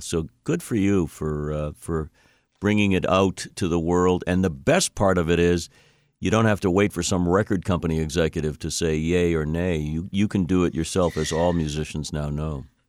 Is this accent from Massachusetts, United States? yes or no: yes; Boston, Massachusetts, United States; I'm a Bostonian, and this is where the podcast emanates from.